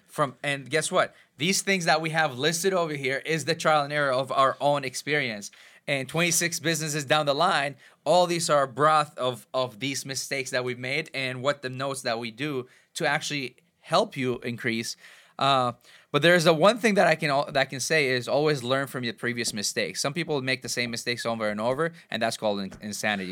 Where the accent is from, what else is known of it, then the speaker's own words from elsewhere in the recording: Iraq; I'm a Catholic from Iraq